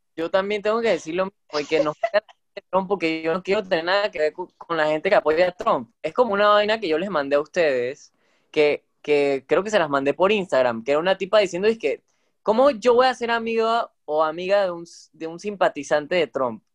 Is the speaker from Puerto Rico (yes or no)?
no; Panama; como panameños, que aunque no todos estamos ahorita mismo en Panamá